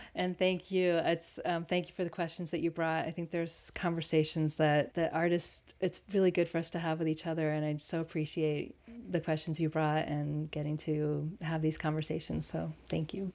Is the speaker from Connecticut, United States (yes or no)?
yes; Connecticut, United States; also born or lived in Berlin, Germany; now in Pacific Northwest, United States; I grew up in Connecticut and Berlin, Germany